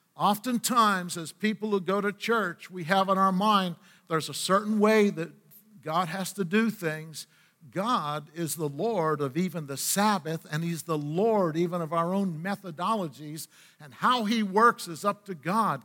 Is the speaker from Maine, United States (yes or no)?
yes; Aroostook County, Maine, United States; moved away; also born or lived in northeastern Pennsylvania near Scranton / West Virginia; being raised in a Rooster County and in the state of Maine